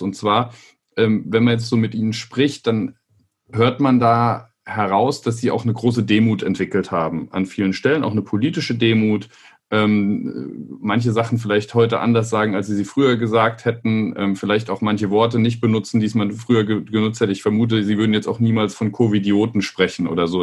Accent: southwest Germany, Germany; moved away; ich komme ja aus dem Südwesten Deutschlands ursprünglich

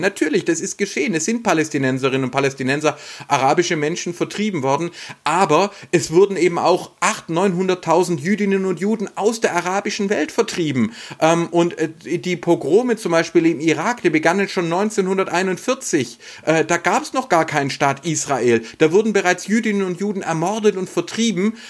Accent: Baden-Württemberg, Germany; hier bei uns in Baden-Württemberg

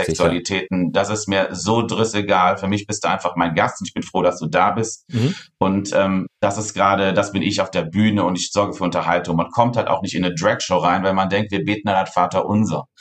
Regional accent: near Cologne, North Rhine-Westphalia, Germany; now in Cologne, Germany; ich komme aus dem wunderschönen Köln und ich bin auch ähm, hier in der Nähe aufgewachsen. Ich bin leider keine gebürtige Kölnerin

